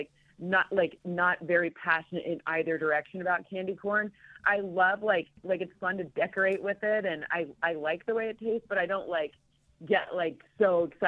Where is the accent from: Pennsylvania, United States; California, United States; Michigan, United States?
Michigan, United States; People from Michigan, we love the F word. It's the truth. I'm from Michigan.